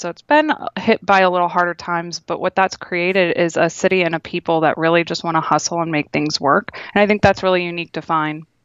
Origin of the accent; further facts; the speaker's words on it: Toledo, Ohio, United States; now in Boston, United States; I'm originally from Toledo, Ohio